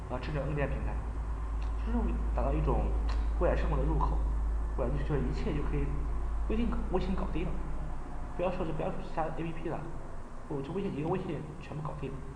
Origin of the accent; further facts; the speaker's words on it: China; 作为中国人